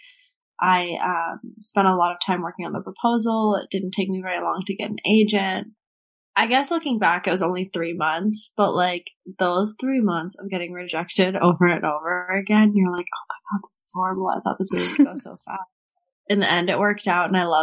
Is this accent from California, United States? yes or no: yes; Marin County, California, United States; also born or lived in San Francisco; now in New York City, United States; I'm originally from Marin County, right outside of San Francisco. Well, if we're getting really original, I'm from San Francisco. I was born there and was there until I was three, and then I moved to the suburbs